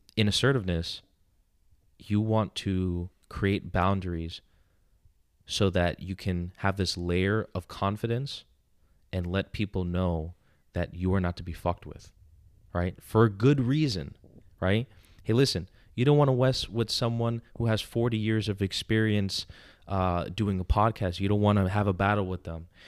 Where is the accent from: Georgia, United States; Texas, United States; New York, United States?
New York, United States; I'm from New York.